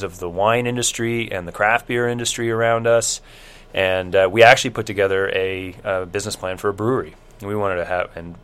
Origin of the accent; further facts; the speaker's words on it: Fredericton, New Brunswick, Canada; moved away as an adult; also born or lived in England / Leipzig, Germany; now in Wolfville, Canada; So I'm a Maritimer, born and raised in Fredericton, New Brunswick. I grew up in Fredericton